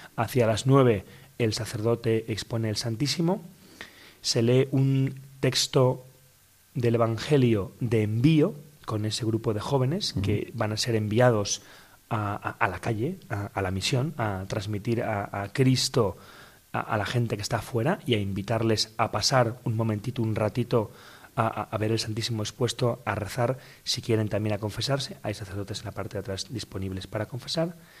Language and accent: Spanish; Madrid, Community of Madrid, Spain; Yo soy de aquí de Madrid, aquí nací